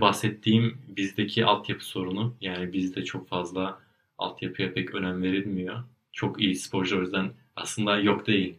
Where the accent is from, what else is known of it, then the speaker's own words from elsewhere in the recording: Turkey; now in Germany; ben Türkiye'de doğdum büyüdüm.